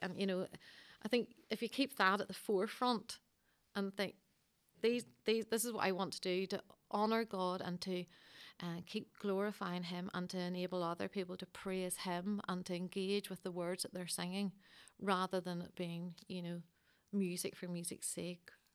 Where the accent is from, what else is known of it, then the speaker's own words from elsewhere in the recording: Coleraine, Northern Ireland, United Kingdom; moved away; I'm from Coleraine originally